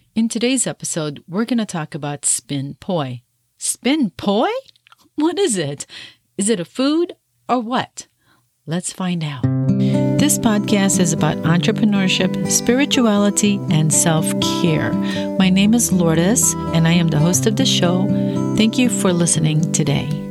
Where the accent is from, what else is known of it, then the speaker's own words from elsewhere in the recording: Chicago, Illinois, United States; moved away; also born or lived in Peoria, Illinois; I grew up in Chicago, so I'm from Illinois